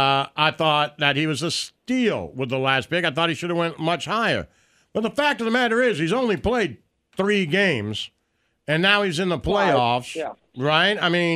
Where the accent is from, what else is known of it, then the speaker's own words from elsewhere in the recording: Kansas City, Missouri, United States; Because I'm from Kansas City